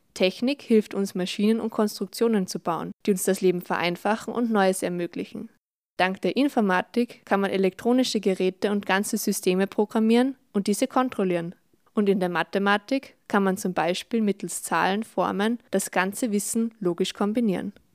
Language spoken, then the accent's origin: German; Salzburg, Austria; wir kommen beide aus Salzburg